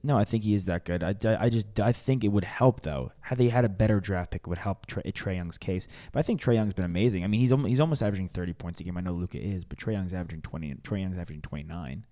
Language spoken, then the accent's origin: English; New York, United States; growing up in New York